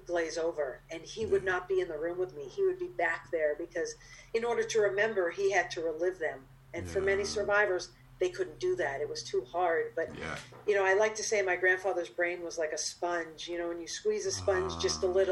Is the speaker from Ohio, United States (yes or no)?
no; Cape Cod, Massachusetts, United States; moved away as an adult; now in New York, United States; I grew up on Cape Cod, like I said, and not that many Jewish people on Cape Cod